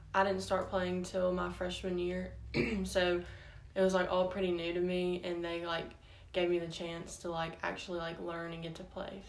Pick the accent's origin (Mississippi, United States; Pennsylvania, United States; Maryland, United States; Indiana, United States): Mississippi, United States; Starkville; also born or lived in Florence, Mississippi; I was born in Starkville, but when I was four, we moved to Florence, Mississippi. So I actually started kindergarten there um, and went to the two elementary schools there and then after fourth grade, we moved back to Starkville